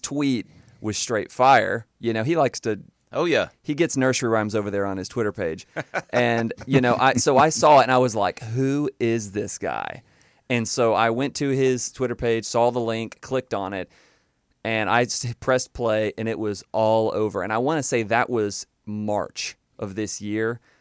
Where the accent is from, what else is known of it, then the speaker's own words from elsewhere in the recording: Panama City, Florida, United States; I was born and raised in Panama City, Florida